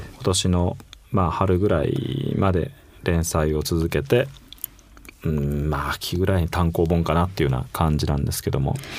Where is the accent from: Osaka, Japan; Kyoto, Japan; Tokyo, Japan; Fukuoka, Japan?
Fukuoka, Japan; born or raised there